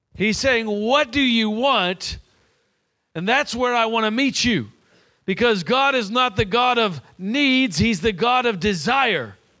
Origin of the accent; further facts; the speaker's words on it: Nashville, Tennessee, United States; I'm from Nashville, Tennessee.